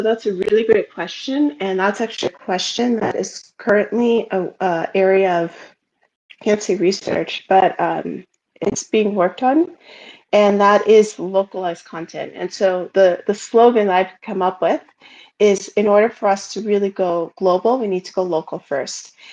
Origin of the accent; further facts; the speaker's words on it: United States; I'm American